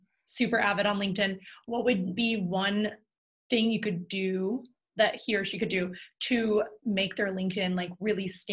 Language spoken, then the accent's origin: English; New York, United States; I grew up in New York